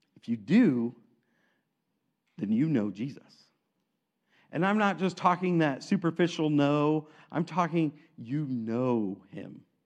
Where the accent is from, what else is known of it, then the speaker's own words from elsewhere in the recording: Aledo, Illinois, United States; I grew up in Alito